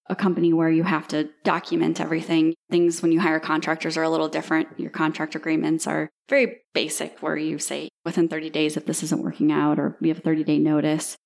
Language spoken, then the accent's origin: English; Dubuque, Iowa, United States; moved away as an adult; also born or lived in Ames, Iowa; now in Destin, United States; born and raised in Iowa, went to Iowa State University.